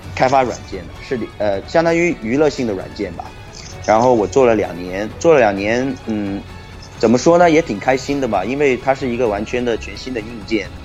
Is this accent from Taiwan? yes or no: no; Guangzhou, Guangdong, China; moved away as an adult; now in United States; 我跟我哥哥是，呃，广州人，我们从小一直在广州长大的